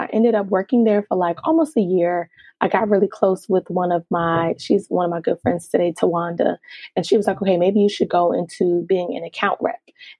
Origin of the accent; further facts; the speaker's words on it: Nigeria; because I'm Nigerian and just the stigma behind, you know, being a professional or having a professional career